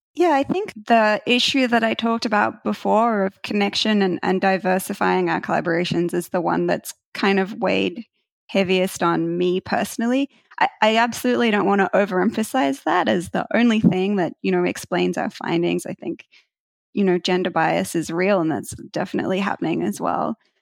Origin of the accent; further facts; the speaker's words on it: Australia; moved away as an adult; now in United States; I'm originally from Australia